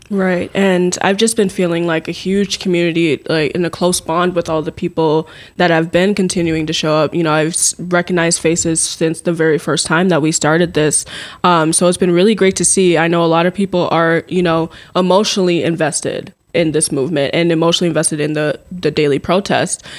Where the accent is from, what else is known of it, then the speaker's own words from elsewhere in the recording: Minneapolis, Minnesota, United States; now in Mankato, United States; I am originally from the Twin Cities